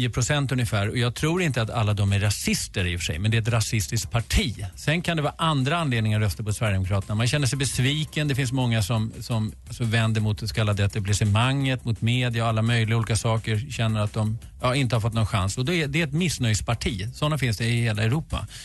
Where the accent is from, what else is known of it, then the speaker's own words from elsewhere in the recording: Switzerland; accent: Swiss; Om ni tyckte min tyska var dålig är det för jag har min schweiziska accent på det.